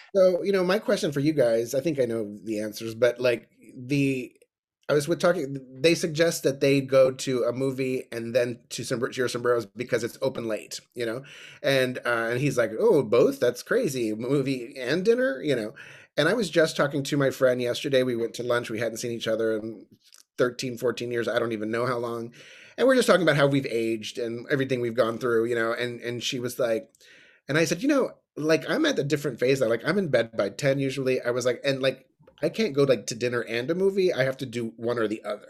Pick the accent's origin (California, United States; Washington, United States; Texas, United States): Texas, United States; New Braunfels; I'm from New Braunfels.